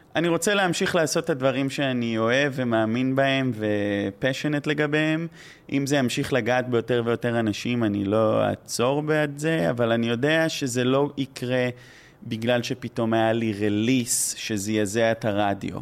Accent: Israel; accent: Israeli; גרתי שם אה, כמה שנים, אבל זה עדיין מבטא מאוד, נראה לי, ישראלי

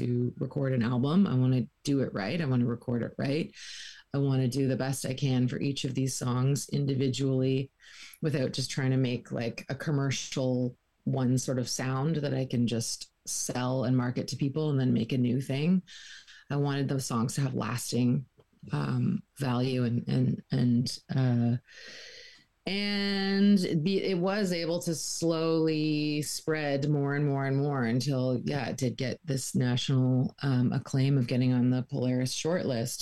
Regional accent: Peterborough, Ontario, Canada; born or raised there; now in St. John's, Canada

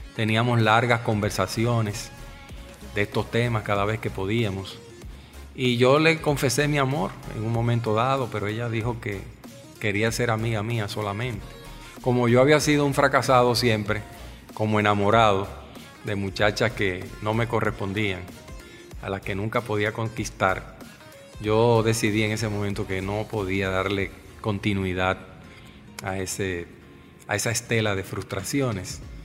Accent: Santo Domingo, Distrito Nacional, Dominican Republic; Mis padres habían venido a vivir a Santo Domingo dos años antes de mi nacimiento

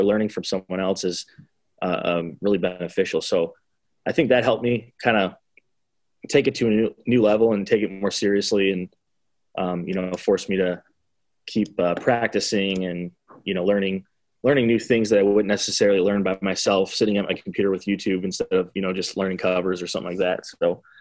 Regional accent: Chicago, Illinois, United States; now in Little Rock, United States; I'm from Chicago

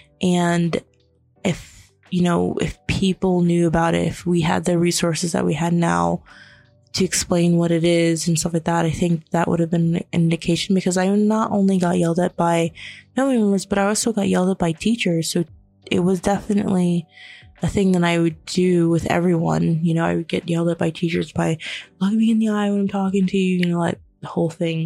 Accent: Florida, United States; also born or lived in New York; when I was living in New York, but then we moved and we didn't have the same sort of help moving to Florida, because I was born in New York

